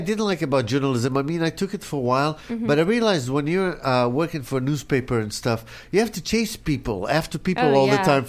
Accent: the South, United States; That's probably because I'm from the South and not from L.A., you know?

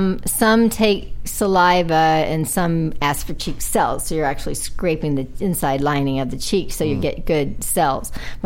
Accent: Oklahoma, United States; also born or lived in Detroit; But yeah, I grew up in Oklahoma, but I was born in Detroit. And I've lived in 33 states.

